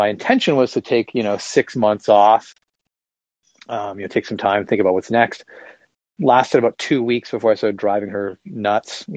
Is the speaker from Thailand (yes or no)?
no; just outside of Toronto, Ontario, Canada; moved away as an adult; now in Charleston, United States; I'm Canadian. I'm from just outside of Toronto, and now I live in South Carolina, actually in the US.